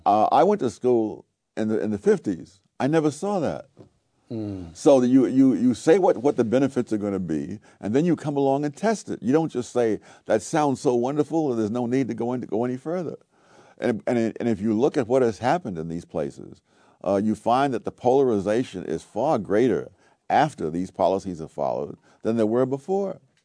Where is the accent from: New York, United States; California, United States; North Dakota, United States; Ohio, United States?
New York, United States; New York City; I grew up in Harlem in the nineteen forties, nineteen fifties